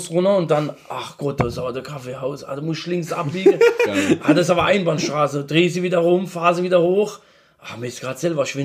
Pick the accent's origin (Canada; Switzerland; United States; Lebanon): Lebanon; South Governorate; Genau, wir kommen aus Südlibanon.